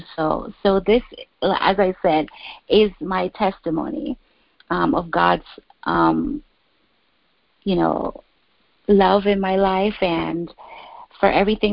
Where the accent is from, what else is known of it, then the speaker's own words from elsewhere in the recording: Guyana; moved away as an adult; now in New York City, United States; born and raised in Guyana, South America, but I've been in the United States since I was 18